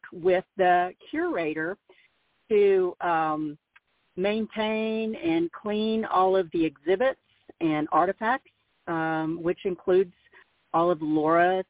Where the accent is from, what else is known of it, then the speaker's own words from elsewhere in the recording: Mansfield, Missouri, United States; growing up in Mansfield